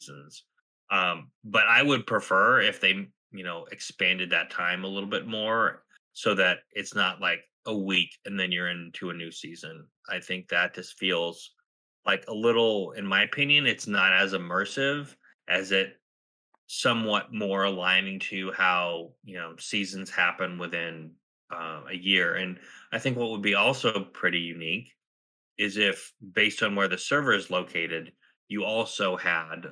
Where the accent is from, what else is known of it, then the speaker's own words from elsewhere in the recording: Southwest, United States; moved away; I grew up in the Southwest